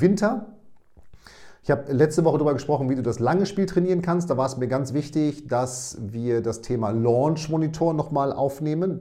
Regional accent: Münster, North Rhine-Westphalia, Germany; ich bin aus Münster, aber grundsätzlich äh, nordaffin

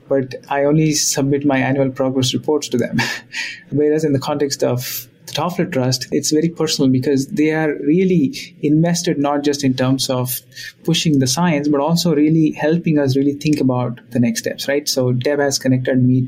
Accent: India; now in Boston, United States; I was born in India, and the life in India was different when I was growing up

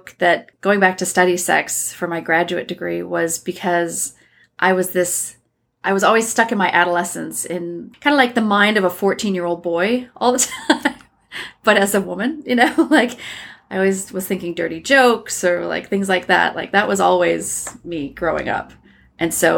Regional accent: Iowa, United States; moved away as an adult; also born or lived in Minnesota / Wisconsin / New York City / Germany; now in California, United States; I grew up in the Midwest, Minnesota-born, Iowa-bred

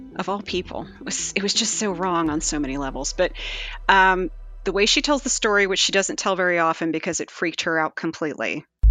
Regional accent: Virginia, United States; I grew up in Virginia

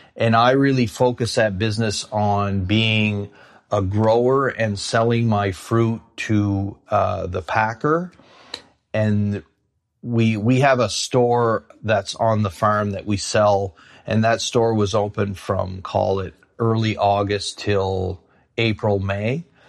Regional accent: Shediac, New Brunswick, Canada; I grew up in a small town called Shittiac, New Brunswick.

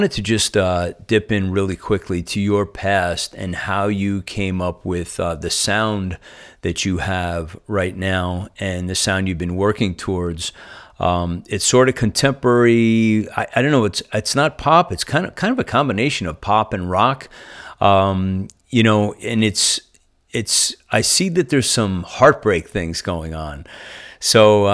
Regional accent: New Jersey, United States; accent: Northeastern; now in Nashville, United States; I grew up in New Jersey

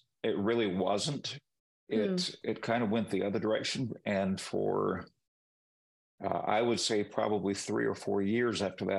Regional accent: Peru; growing up in Peru, I spoke the language from the time that I could speak.

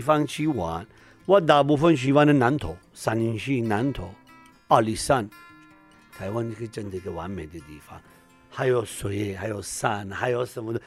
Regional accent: Iran; Chinese is a second language; moved away as an adult; now in Lukang, Taiwan; 我是伊朗人

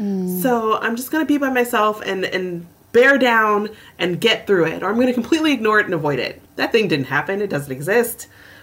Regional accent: Southern US, United States; So one, being a Southerner, as you are as well, and I'm also a Black person, right?

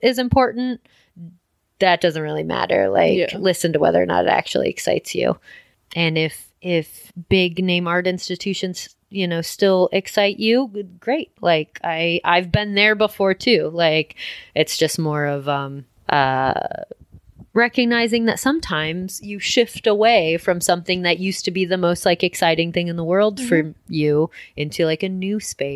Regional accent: Midwest, United States; I'm from the Midwest

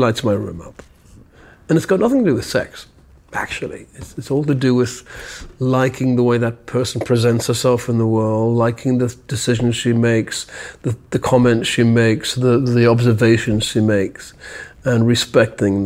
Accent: the north of England, United Kingdom; also born or lived in London; now in New York, United States; We're both British. Mm-hmm. We're from the north of England

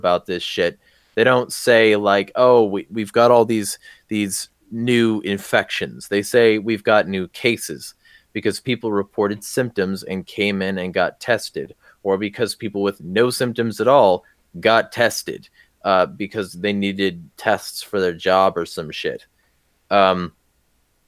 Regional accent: the Southern California desert, United States; I grew up in the SoCal desert

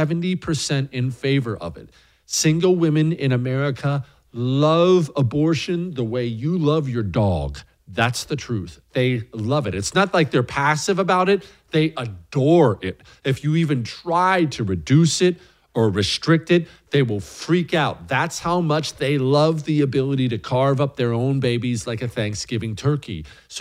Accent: Bozeman, Montana, United States; my hometown of Bozeman, Montana.

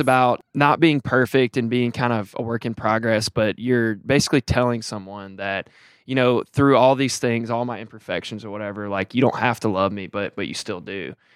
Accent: Tuscaloosa, Alabama, United States; I'm from Tuscaloosa, Alabama

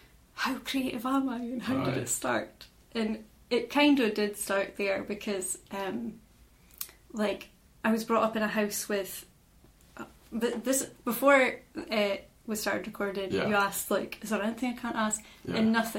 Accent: Inverallochy, Scotland, United Kingdom; so I'm from Inveralachie, which is a tiny little fishing village that is also known as Cotton, often mistaken for Bulgar or Cairnbulg, but that's actually the opposite side of the road where they meet.

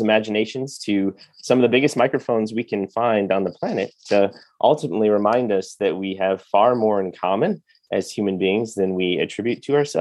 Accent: Chicago, Illinois, United States; moved away as an adult; now in Nashville, United States; I'm from Chicago

